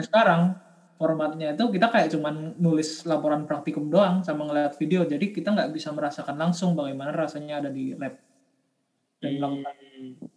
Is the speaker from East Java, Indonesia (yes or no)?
no; Jakarta, Indonesia; Asal daerah saya dari Jakarta